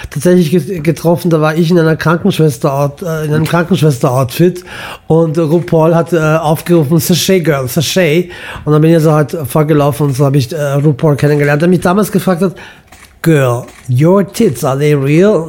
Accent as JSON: {"language": "German", "town": "Imotski", "region": "Split-Dalmatia County", "country": "Croatia", "tie": "born there", "said": "Also mein Vater ist in Mostar geboren, meine Mutter mhm. in Belgrad, das ist Süddalmatien, und ich bin in Imotski geboren."}